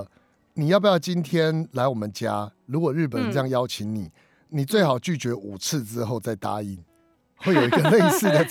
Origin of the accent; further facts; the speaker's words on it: Taiwan; 我们台湾人来不及参加了。